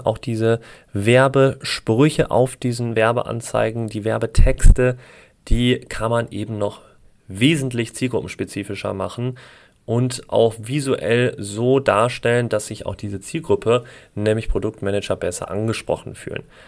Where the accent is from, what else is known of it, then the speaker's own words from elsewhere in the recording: Essen, North Rhine-Westphalia, Germany; moved away; Ich komme ja ursprünglich auch aus Essen